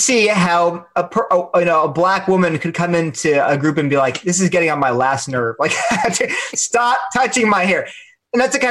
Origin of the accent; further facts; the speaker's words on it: Delaware, United States; I'm from Delaware, so maybe it's a Delaware thing